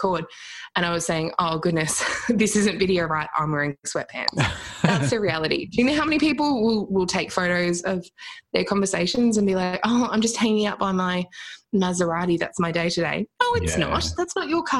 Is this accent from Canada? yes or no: no; Australia; We're Australian